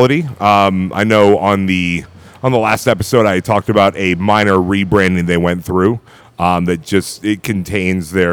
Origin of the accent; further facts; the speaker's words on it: New Hampshire, United States; moved away; I was born and raised in New Hampshire, so I take trips back up to New England quite often